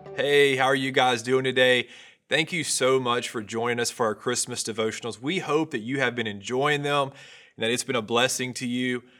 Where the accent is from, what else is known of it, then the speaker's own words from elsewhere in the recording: North Louisiana, United States; I grew up in North Louisiana. I come from a country family